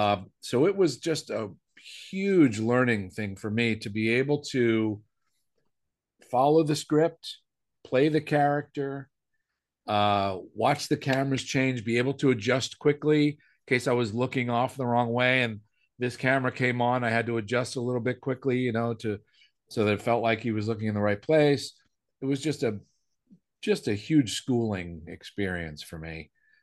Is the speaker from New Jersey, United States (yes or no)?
yes; Willingboro, New Jersey, United States; moved away; also born or lived in New York City / California; we were both from Willingboro, New Jersey.